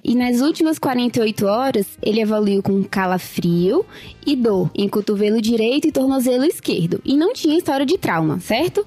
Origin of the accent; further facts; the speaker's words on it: Recife, Pernambuco, Brazil; moved away as an adult; now in São Paulo, Brazil; eu sou de Recife, eu me formei na Faculdade Pernambucana de Saúde é, e eu vim para cá